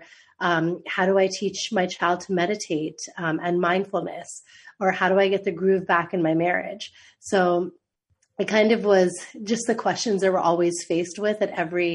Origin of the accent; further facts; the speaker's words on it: United States; also born or lived in Mumbai, India / Boston, United States / Miami, United States; growing up just outside DC, where I'm from